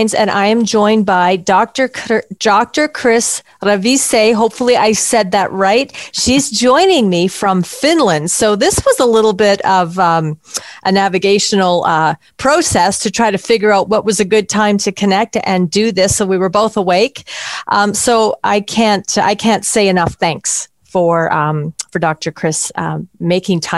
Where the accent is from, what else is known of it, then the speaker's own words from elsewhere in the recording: Canada; moved away; I'm originally from Canada